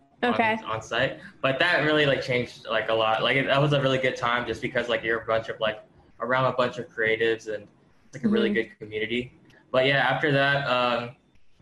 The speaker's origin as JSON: {"language": "English", "town": "Ewa Beach", "region": "Hawaii", "country": "United States", "tie": "born or raised there", "moved": "as an adult", "lives_now": "Las Vegas, United States", "said": "I grew up in Hawaii. I recently moved here."}